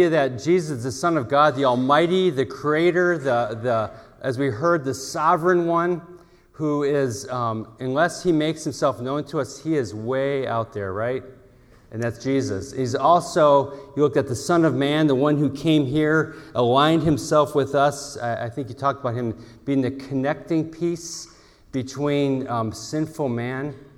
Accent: Chicago, Illinois, United States; I grew up in Chicago, so my Christmas for me was looking at the snow out my window.

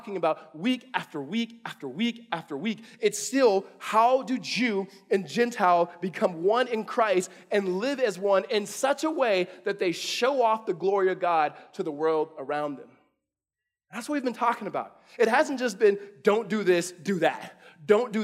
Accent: California, United States; my mom is born and raised in Mississippi, raised us in California

